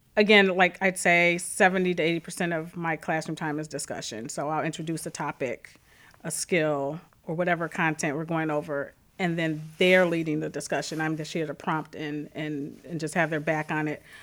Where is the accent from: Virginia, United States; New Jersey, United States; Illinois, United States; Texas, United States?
Illinois, United States; Calumet City; I grew up in Calumet City.